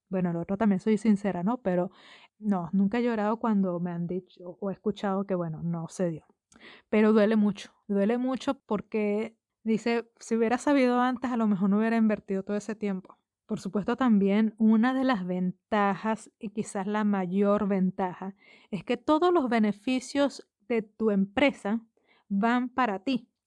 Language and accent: Spanish; Venezuela; moved away; yo me fui de Venezuela antes de que terminara de construirse ese edificio